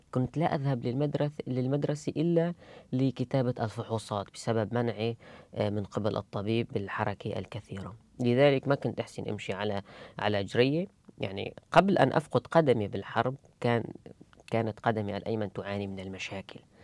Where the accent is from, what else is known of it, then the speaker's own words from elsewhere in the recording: Idlib, Idlib Governorate, Syria; moved away as an adult; also born or lived in Germany; now in Cologne, Germany; أرجع أدلب